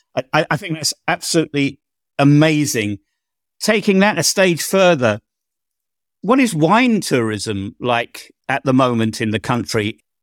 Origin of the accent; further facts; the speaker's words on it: England, United Kingdom; I'm an Englishman